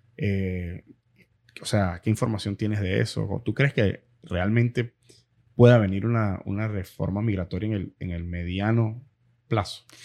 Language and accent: Spanish; Venezuela; also born or lived in Miramar / Pembroke Pines / Doral; now in Miami, United States; nosotros como venezolanos